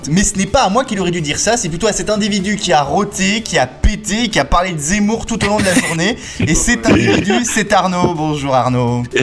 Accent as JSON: {"language": "French", "country": "Switzerland", "said": "Je suis suisse"}